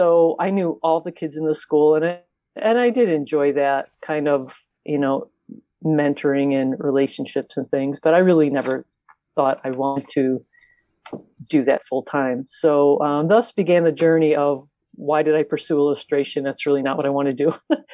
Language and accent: English; Lansing, Illinois, United States; also born or lived in South Chicago, Illinois; I was born in South Chicago. But grew up in the South Suburbs, Lansing